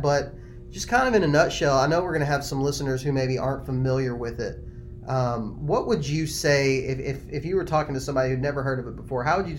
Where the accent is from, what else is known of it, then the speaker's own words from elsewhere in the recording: Texas, United States; I was raised in Texas where there's just not a whole lot of public land.